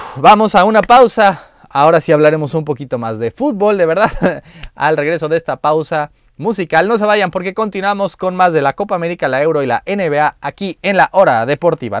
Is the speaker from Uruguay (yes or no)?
no; Mexico; Como mexicano